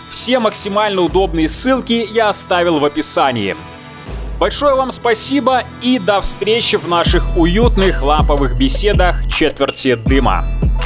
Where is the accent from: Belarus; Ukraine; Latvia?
Belarus; я белорус, сценарист, атлет и стоик